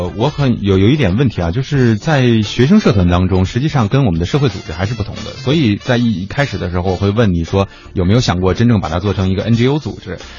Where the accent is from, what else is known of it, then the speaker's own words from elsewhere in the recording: Beijing, China; 比如说我在北京的话，我的这个因为我是北京人，所以就是我接触的这个圈子